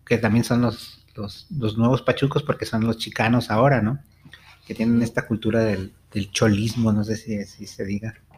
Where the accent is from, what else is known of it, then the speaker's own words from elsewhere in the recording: Mexico; aquí a, a México